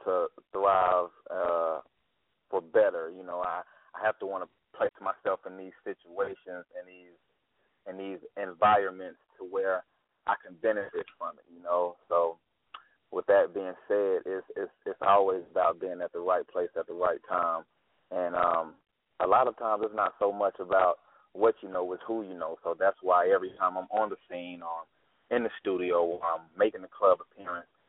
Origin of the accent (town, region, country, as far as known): Asheville, North Carolina, United States